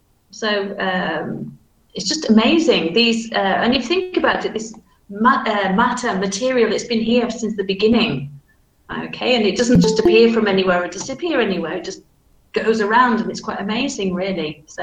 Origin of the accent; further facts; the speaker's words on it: Manchester, North West England, United Kingdom; accent: Manchester; So my accent is very standardized, but you can still tell that it's from Manchester, though, because my vowel sounds, for example, are flat.